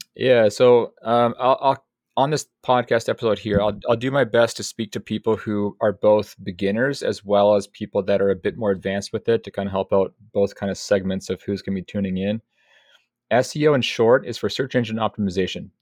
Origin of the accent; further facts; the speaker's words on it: Pacific Northwest, United States; I'm from the Pacific Northwest